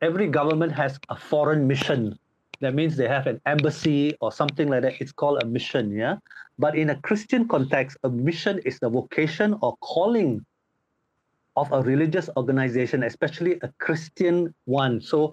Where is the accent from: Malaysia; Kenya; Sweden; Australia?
Malaysia; Seremban, Negeri Sembilan; moved away as an adult; now in Poland; I am Malaysian. My hometown is Seremban, Negeri Sembilan